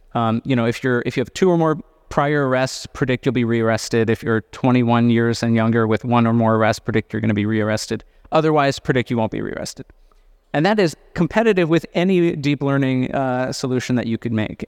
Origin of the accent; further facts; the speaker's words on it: California, United States; I say this also as a Californian